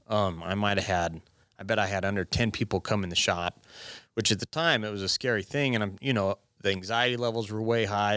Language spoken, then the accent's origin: English; Gillette, Wyoming, United States; also born or lived in Laramie, Wyoming / Buffalo, Wyoming; now in Sheridan, United States; I'm from Gillette